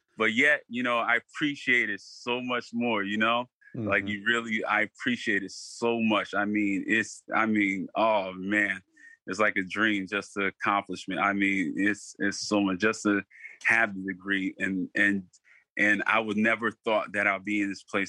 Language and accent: English; Stamford, Connecticut, United States; I'm from the community of Stanford. So I'm born and raised in Stanford.